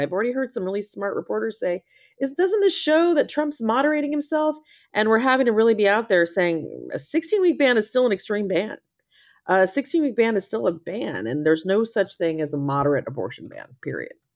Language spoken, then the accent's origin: English; Texas, United States; I'm from Texas